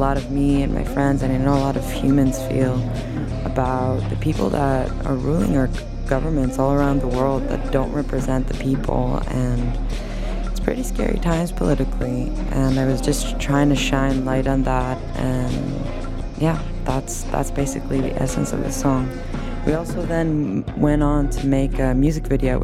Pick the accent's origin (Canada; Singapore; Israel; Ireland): Israel; now in Los Angeles, United States; the political situation back home from where I'm from in Israel